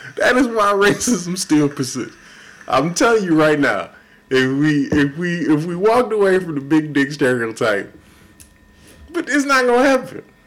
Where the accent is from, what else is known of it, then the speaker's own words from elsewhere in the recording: Houston, Texas, United States; I love Houston. I'm from Houston